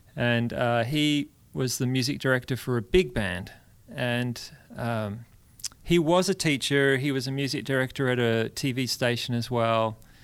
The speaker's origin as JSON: {"language": "English", "town": "Perth", "region": "Western Australia", "country": "Australia", "moved": "as an adult", "lives_now": "Brentwood, Tennessee, United States", "said": "I'm from Western Australia."}